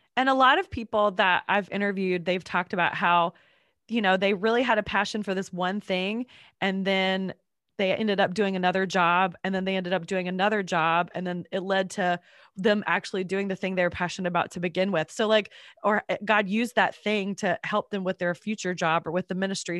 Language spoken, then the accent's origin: English; North Carolina, United States; also born or lived in Georgia; now in Atlanta, United States; I grew up in North Carolina and moved to Georgia